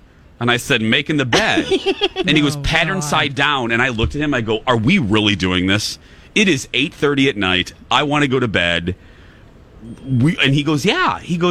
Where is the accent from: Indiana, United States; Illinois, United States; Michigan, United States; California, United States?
Indiana, United States; I'm from Indiana